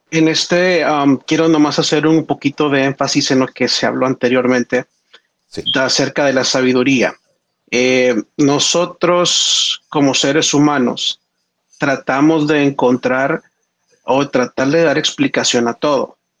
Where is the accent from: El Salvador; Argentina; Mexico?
El Salvador; en el colegio adventista de donde yo soy en El Salvador